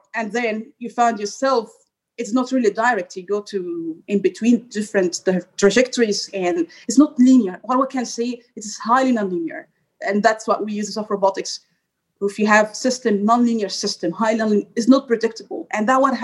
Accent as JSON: {"language": "English", "country": "Egypt", "moved": "as an adult", "lives_now": "Brussels, Belgium", "said": "I'm from Egypt, so when I was in faculty engineering, I was a top student."}